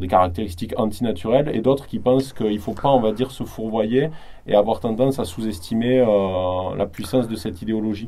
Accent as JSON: {"language": "French", "country": "France", "said": "en tant que Français"}